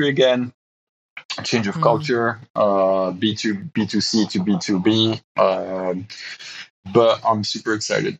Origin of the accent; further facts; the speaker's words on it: Belgium; moved away as an adult; we just decided it was time for us to be closer to family. So we're moving back to Belgium